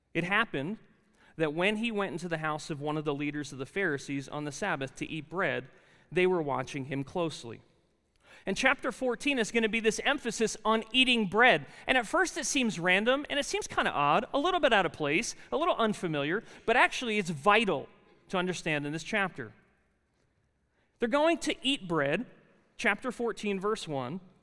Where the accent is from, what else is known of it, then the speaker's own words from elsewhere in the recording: New Jersey, United States; accent: really thick accent; moved away as an adult; And I said, "New Jersey."